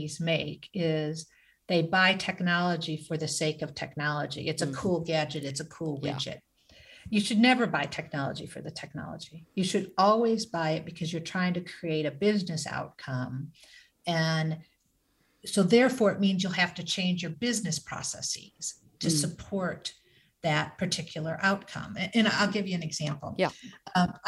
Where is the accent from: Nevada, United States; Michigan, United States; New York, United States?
Michigan, United States; I grew up in Michigan